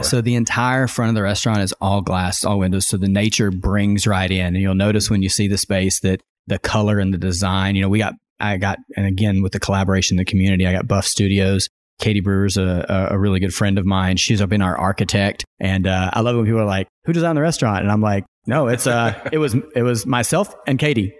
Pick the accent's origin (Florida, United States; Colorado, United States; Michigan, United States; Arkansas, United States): Arkansas, United States; moved away as an adult; also born or lived in Rogers, Arkansas / Austin, Texas; now in Bentonville, United States; I grew up in Arkansas